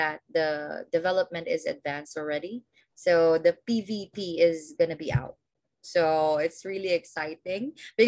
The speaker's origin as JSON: {"language": "English", "country": "Philippines", "said": "I'm from the Philippines"}